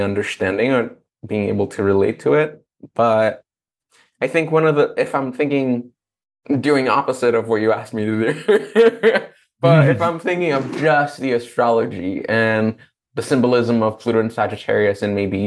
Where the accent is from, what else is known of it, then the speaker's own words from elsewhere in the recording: Brazil; moved away; growing up in Brazil with a very religious family